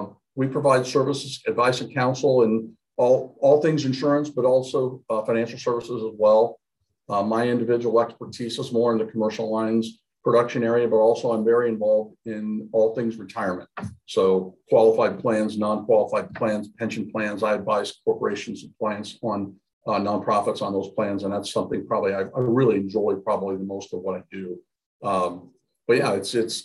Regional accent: Galion, Ohio, United States; Opened up a scratch agency in my hometown. of Galleon, Ohio

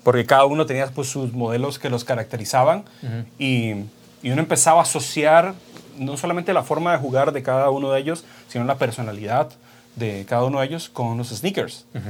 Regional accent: Costa Rica; soy de Costa Rica, soy fotocompositor y retocador profesional

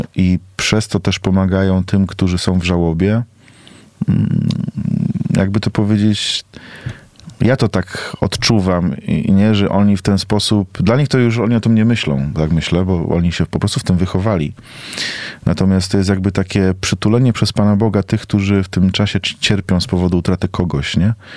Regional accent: Poland; moved away as an adult; now in South Africa; ja mam 36, jestem z Polski, nieopierzony kurczak, misjonarz

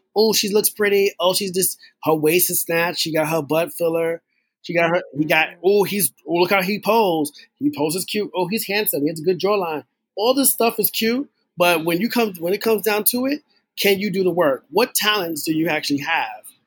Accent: New York City, New York, United States; I'm from the Bronx

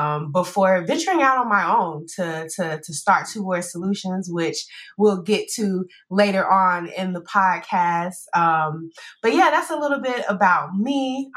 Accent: Salisbury, North Carolina, United States; moved away as an adult; now in Austin, United States; I'm from Salisbury, North Carolina. Born, raised, bred, educated, whole family is there. And it's a very diverse place, I would say. And I moved from there and came to Austin, Texas

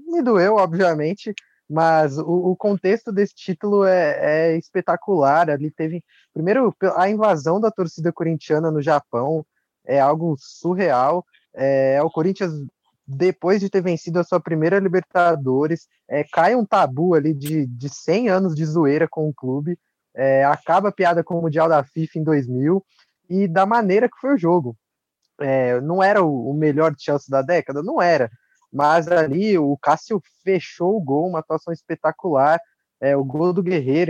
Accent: Brazil; como brasileiro

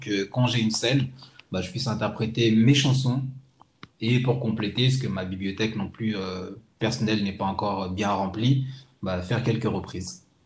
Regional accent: Madagascar; now in France; je suis originaire de Madagascar.

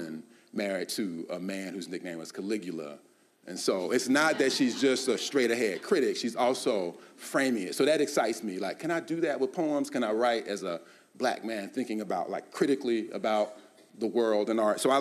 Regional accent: Columbia, United States; moved away; I'd return to Columbia, my hometown an hour away after college

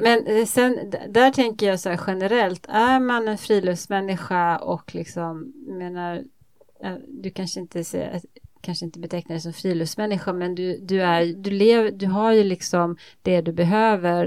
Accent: Småland, Sweden; jag kommer från Småland, uppvuxen på landet i, på Småland

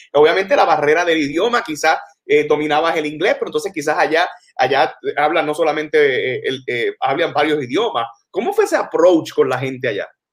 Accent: San Germán, Puerto Rico; yo San Germán

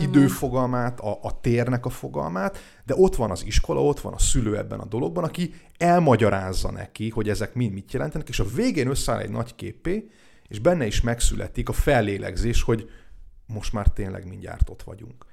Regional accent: Hungary; also born or lived in Biharnagybajom / Túrkeve; now in Dunaújváros, Hungary; a szülőfalumból, Bihar nagybajon vagy Túrkevéről

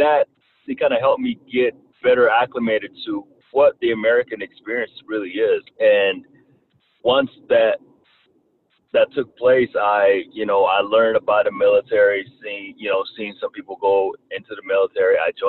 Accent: Rwanda; accent: Southern twang; English is a second language; also born or lived in Kentucky, United States; now in United States; I was actually born and raised in Rwanda, Africa. Came to the States in 1994 due to a tribal war that was going on in my country. And I was raised in Kentucky and learned how to speak English in Kentucky.

